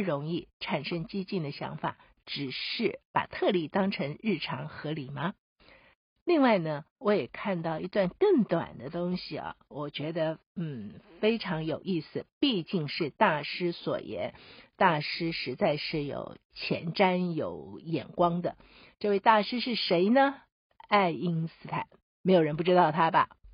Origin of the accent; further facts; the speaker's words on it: Taiwan; 我们自己住在台湾的人，我们台湾人